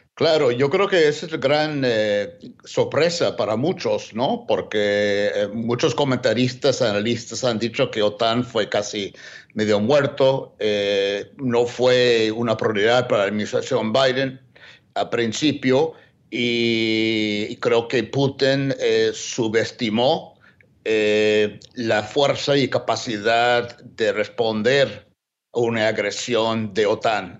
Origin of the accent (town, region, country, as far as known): United States